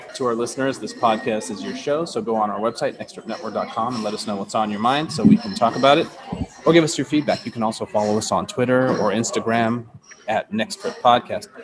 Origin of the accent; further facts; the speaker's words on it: East Coast, United States; I'm from the East Coast